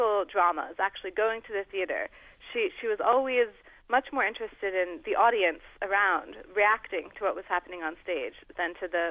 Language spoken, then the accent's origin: English; United States; I'm American